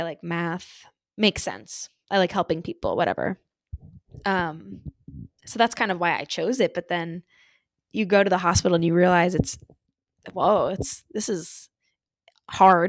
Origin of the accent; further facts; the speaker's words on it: central New Jersey, United States; moved away as an adult; now in Pittsburgh, United States; I grew up in New Jersey and like central Jersey because there are different parts